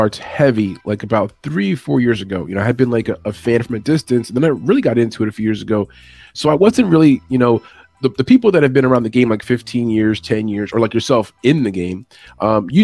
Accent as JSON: {"language": "English", "town": "New York City", "region": "New York", "country": "United States", "said": "I'm from Brooklyn."}